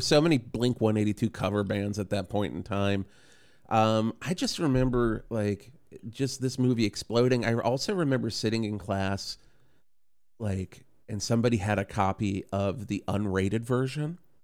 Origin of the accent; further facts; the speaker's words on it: Radford, Virginia, United States; moved away; I grew up in Radford, so it's in the southwest corner, um, little south of Roanoke